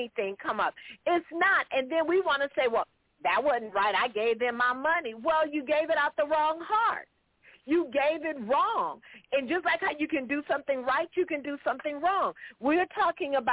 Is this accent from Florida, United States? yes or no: no; Los Angeles, California, United States; I'm from South Central LA, so I wasn't born on no farm